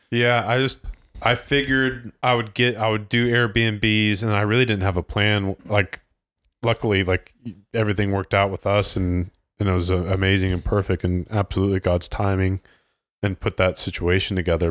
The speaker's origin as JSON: {"language": "English", "region": "Ohio", "country": "United States", "tie": "born or raised there", "moved": "yes", "said": "in Ohio, growing up in Ohio"}